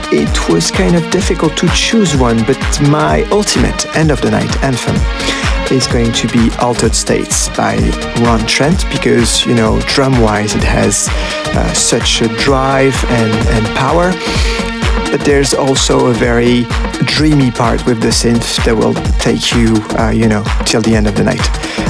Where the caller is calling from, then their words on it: Paris, Île-de-France, France; English is a second language; Hi Sister Bliss … I'm calling direct from Paris.